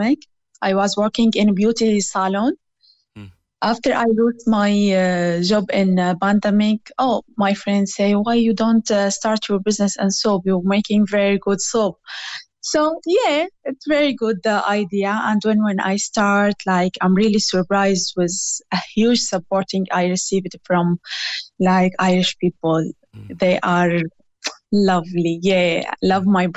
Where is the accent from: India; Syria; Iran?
Syria; English is a second language; moved away as an adult; now in Clonakilty, Ireland